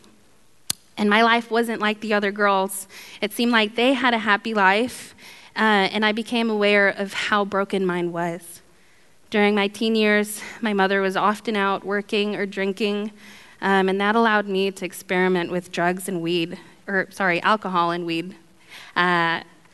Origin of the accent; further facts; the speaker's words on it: Guatemala; I was born in Guatemala to a mom and dad who struggled with alcoholism and drug addiction